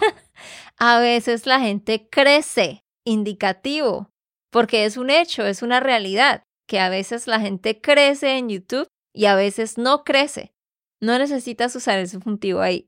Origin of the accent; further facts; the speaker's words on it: Santander, Colombia; de Santander, Colombia.